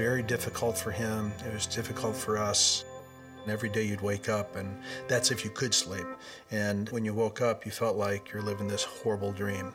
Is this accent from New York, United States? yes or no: no; Michigan, United States; we're from Michigan